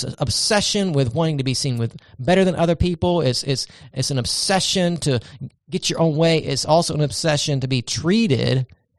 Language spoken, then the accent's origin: English; Charleston, South Carolina, United States; look at where I came from. I'm a Charlestonian, I'm a Southerner, I'm a whatever it might be.